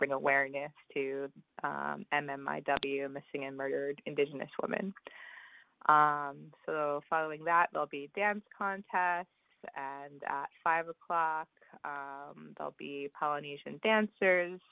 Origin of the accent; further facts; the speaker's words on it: Shinnecock Reservation, New York, United States; I live on the Shinnecock Reservation